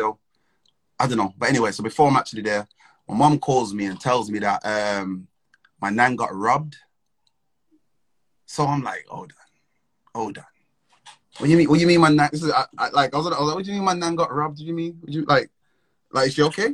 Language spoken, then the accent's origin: English; Wolverhampton, West Midlands, United Kingdom; now in London, United Kingdom